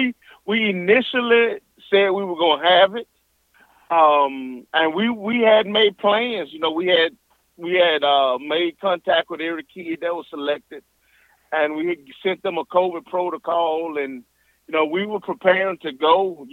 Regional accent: Mississippi, United States; Well, everywhere I go, I'm proud to say I'm from Mississippi. Sometimes people look at me, we're like, you're from Mississippi? Yeah, I'm from Mississippi.

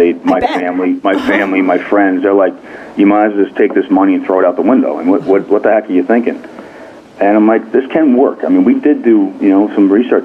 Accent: New York, United States; I am a New Yorker

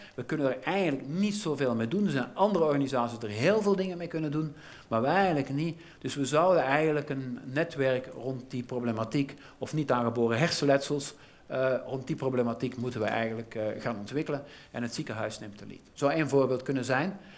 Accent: Belgium

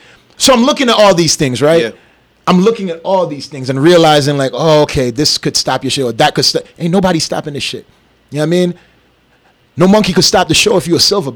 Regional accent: St. Kitts & Nevis; also born or lived in U.S. Virgin Islands; now in Las Vegas, United States; I'm from St. Kitts

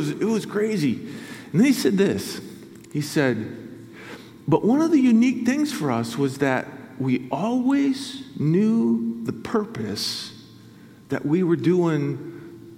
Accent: Grand Rapids, Michigan, United States; moved away; also born or lived in Canada; I'm from Grand Rapids originally, so West Michigan's home for me.

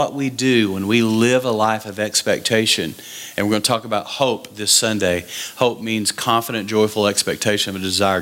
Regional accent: West Texas, United States; So I grew up in West Texas

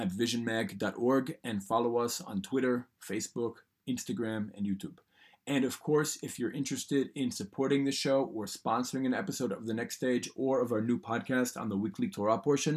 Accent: New York City, New York, United States; moved away as an adult; now in Israel; I grew up in a neighborhood called Yorkville, which doesn't exist anymore

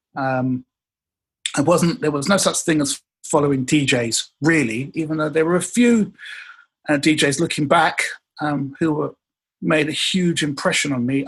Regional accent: England, United Kingdom; I'm from England. But the one thing that we learned in England

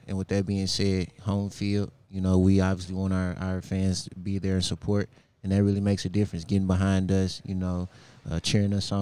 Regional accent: St. Louis, Missouri, United States; moved away; I'm a hometown St. Louis guy

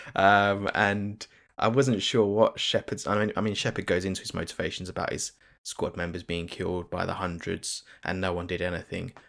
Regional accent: United Kingdom; as a Brit

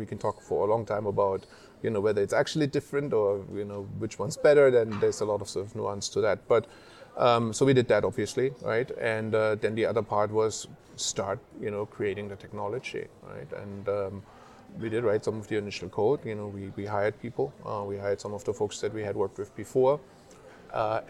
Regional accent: Germany; moved away as an adult; now in United States; I grew up in Germany

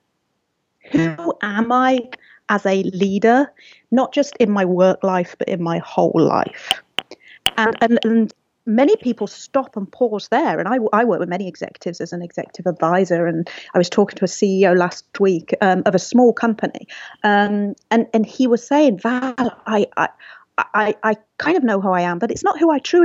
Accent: England, United Kingdom; also born or lived in Seattle; now in Pasadena, United States; I'm from England

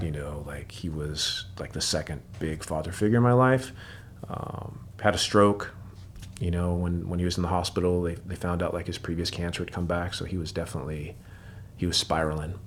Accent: Seattle, Washington, United States; moved away as an adult; now in Portland, United States; Grew up, uh, Seattle, Washington. Um, born and raised

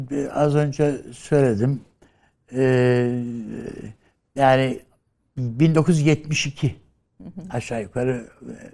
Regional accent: Ankara, Turkey; born there; Ben Ankara doğumluyum. Ankara'da e, Altındağ'da doğdum.

